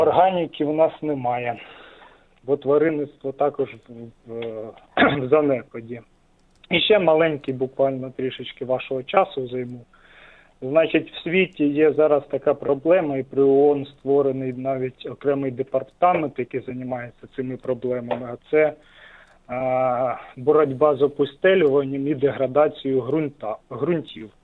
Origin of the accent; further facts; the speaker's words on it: Sumy Oblast, Ukraine; з Сумщини